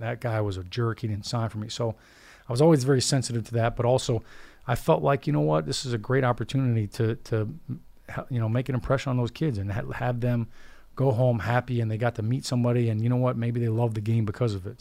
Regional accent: Chicago, Illinois, United States; I, grew up a Bulls fan. I was born in Chicago

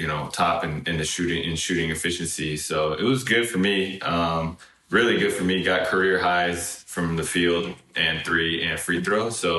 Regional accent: California, United States; I grew up in Northern California. And to some degree, it's a little bit of a bubble, for sure.

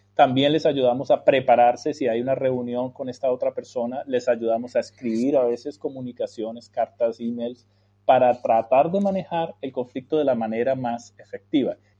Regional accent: Colombia; moved away as an adult; also born or lived in United States; yo nací y me crié en Colombia Salí a los 29 años de Colombia a estudiar en el exterior, en los Estados Unidos

